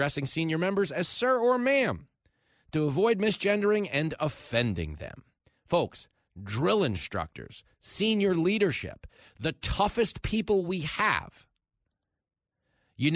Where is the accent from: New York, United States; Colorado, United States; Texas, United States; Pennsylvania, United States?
New York, United States; Levittown; I grew up surrounded in Levittown, New York, by World War II veterans